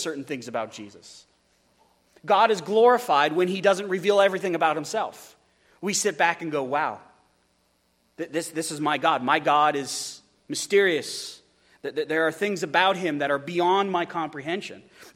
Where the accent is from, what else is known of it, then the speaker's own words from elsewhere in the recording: United States; as American Christians, as evangelicals